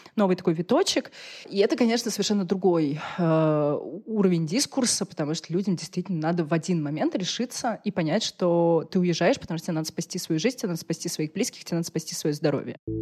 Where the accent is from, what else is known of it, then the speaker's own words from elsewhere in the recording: Russia; я из России